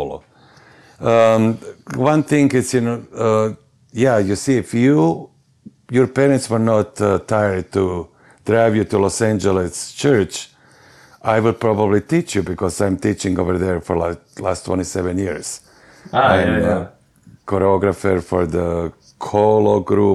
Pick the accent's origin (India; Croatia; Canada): Croatia; Varaždin, Varaždin County; English is a second language; moved away as an adult; now in United States; I was born in Varaždin long, long time ago